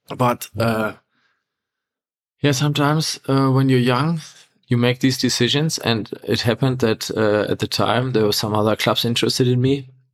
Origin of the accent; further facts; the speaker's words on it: Essen, North Rhine-Westphalia, Germany; from my hometown, Essen, to Gelsenkirchen